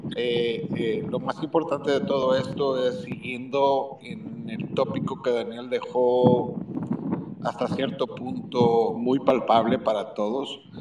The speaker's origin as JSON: {"language": "Spanish", "region": "Tamaulipas", "country": "Mexico", "said": "Yo soy tamaulipeco"}